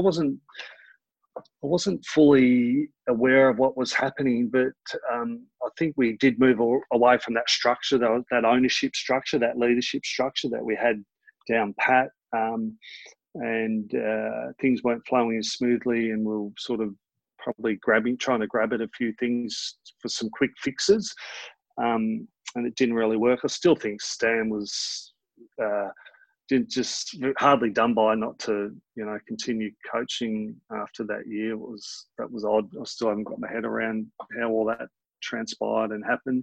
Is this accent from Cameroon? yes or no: no; Keysborough, Victoria, Australia; I grew up in Keysborough